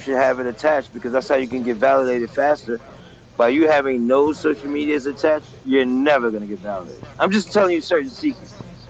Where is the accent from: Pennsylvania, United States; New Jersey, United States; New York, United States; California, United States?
New York, United States; I'm from New York